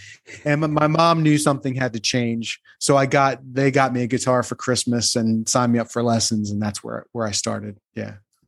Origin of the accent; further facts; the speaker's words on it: New Jersey, United States; Well, I grew up in New Jersey, so I liked … from an early age. That was kind of went along with the territory. I'm from just outside of Atlantic City.